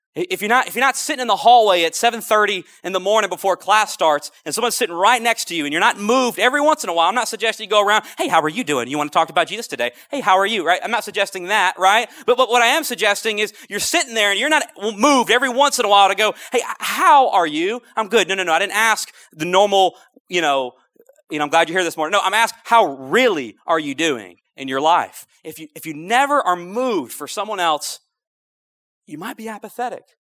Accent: North Louisiana, United States; moved away as an adult; also born or lived in Lafayette, Louisiana; I'm originally from North Louisiana where you don't eat crawfish.

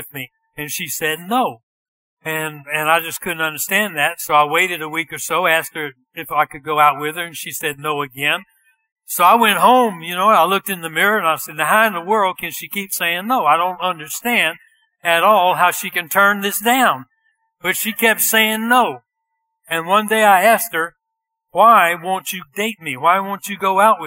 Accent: Bunkie, Louisiana, United States; moved away as an adult; also born or lived in Tennessee; I was born in Bunky, Louisiana

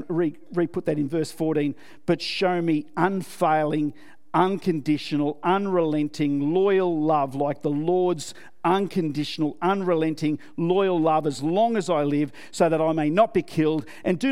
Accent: Australia; I'm an Aussie

